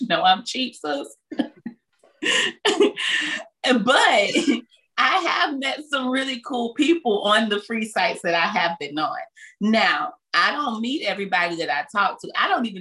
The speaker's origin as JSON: {"language": "English", "town": "Belle Glade", "region": "Florida", "country": "United States", "tie": "born or raised there", "said": "I grew up in Muck City"}